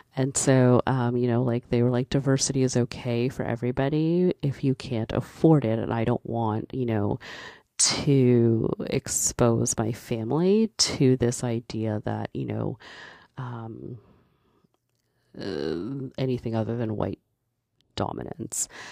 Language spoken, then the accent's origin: English; Canada; I was born in Canada. Um, my parents are from Barbados.